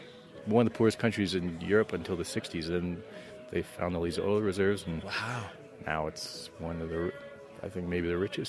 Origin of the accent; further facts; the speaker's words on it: Canada; I mean, I'm from Canada.